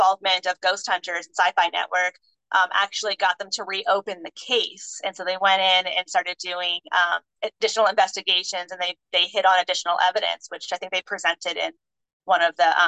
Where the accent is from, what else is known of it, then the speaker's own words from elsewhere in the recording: New Jersey, United States; moved away as an adult; also born or lived in West Coast; I grew up in Jersey